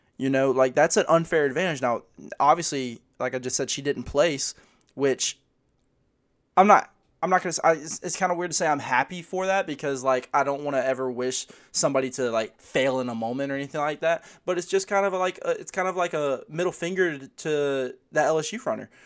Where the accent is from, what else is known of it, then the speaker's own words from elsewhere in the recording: United States; as an American